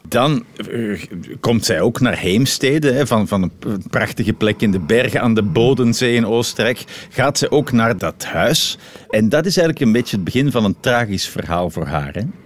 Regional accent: Belgium

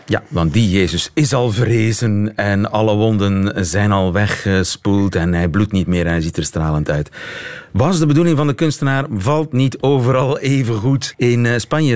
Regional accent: Flanders, Belgium; als Vlaming

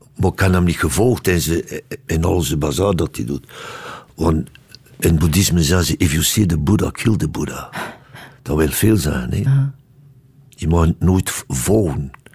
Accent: Ostend, Flanders, Belgium; now in Brussels, Belgium; Mijn roots zitten daar, ja. En ik ben opgevoed in Oostende

